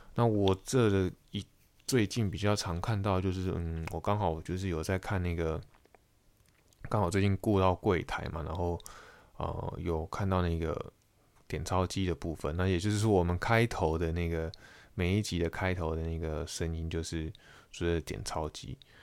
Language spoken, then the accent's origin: Chinese; Taiwan; moved away as an adult; 我是台湾人